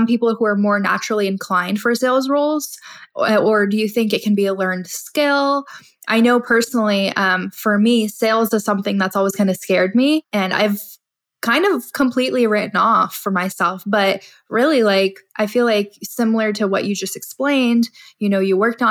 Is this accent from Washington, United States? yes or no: yes; Spokane, Washington, United States; now in Dallas, United States; I mostly grew up, like that's where my childhood was in Spokane